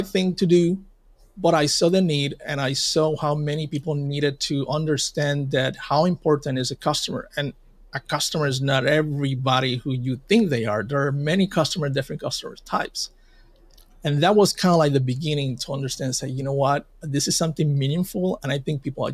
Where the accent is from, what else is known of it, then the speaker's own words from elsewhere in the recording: Puerto Rico; in my hometown and in Puerto Rico, we got hit by Hurricane Maria